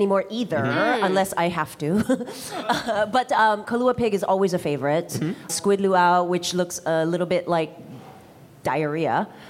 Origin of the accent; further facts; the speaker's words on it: Hawaii, United States; I'm from Hawaii